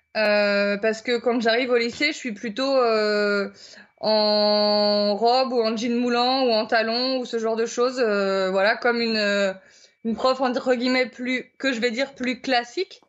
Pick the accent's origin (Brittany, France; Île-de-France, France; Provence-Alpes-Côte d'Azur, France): Brittany, France; moved away; je suis originaire de Bretagne